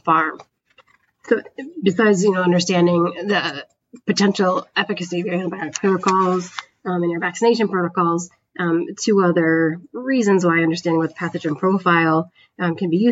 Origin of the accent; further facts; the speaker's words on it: Northern New York, United States; moved away as an adult; now in Wisconsin, United States; I'm originally from the East Coast, though, not the Upper Midwest, from Northern New York